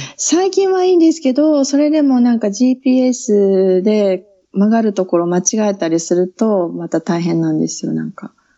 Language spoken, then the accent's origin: Japanese; Kyoto, Japan; accent: Kyoto dialect; moved away; 生まれは京都です